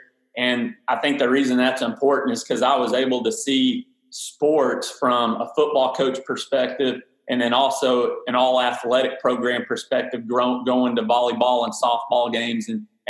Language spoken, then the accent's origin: English; Huntsville, Texas, United States; born or raised there; also born or lived in Plano, Texas / Sherman, Texas